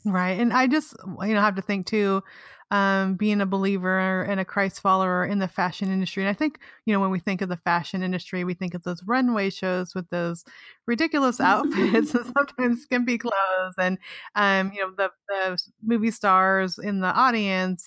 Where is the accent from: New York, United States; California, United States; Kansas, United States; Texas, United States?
California, United States; Weed; I'm from Weed, California. I grew up in weed, not on weed, but the best part is that I went to Weed High.